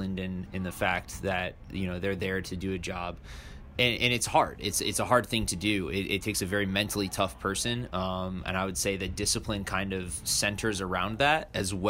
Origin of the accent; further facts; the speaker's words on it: Lake Mary, Florida, United States; moved away as an adult; also born or lived in Fort Carson, Colorado; now in New Jersey, United States; I enlisted out of my hometown in Lake Mary, Florida, where I grew up for the majority of my life